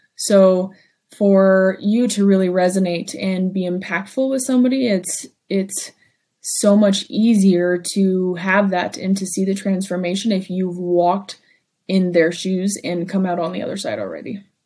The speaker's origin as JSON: {"language": "English", "town": "Ely", "region": "Nevada", "country": "United States", "tie": "born or raised there", "said": "my hometown of Ely"}